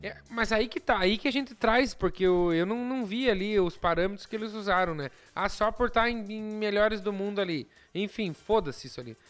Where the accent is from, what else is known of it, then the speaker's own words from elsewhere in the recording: Brazil; eu sou brasileiro